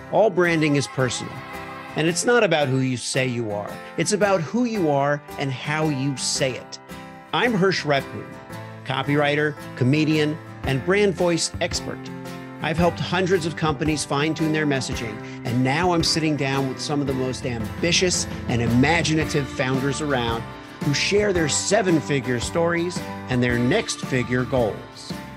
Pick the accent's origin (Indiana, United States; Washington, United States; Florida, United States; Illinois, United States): Florida, United States; Miami; I grew up in Miami, so I was a Dolphins fan